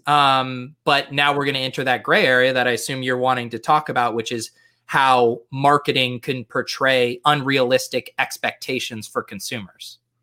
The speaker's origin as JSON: {"language": "English", "region": "Colorado", "country": "United States", "tie": "born or raised there", "said": "I grew up in Colorado"}